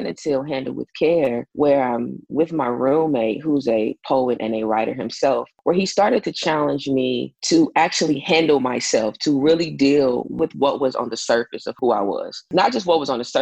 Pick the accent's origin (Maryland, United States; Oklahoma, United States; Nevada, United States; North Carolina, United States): Oklahoma, United States; Tulsa; from Tulsa, Oklahoma